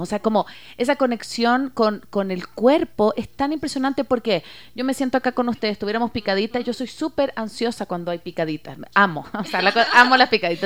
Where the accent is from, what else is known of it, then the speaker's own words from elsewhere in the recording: Chile; now in Ecuador; yo soy eh, chilena